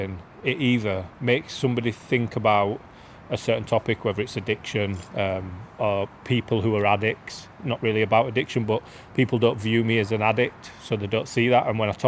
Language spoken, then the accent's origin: English; Beeston, East Midlands, United Kingdom; And the one about growing up in Beeston is more about what it was like for us rather than the difference today.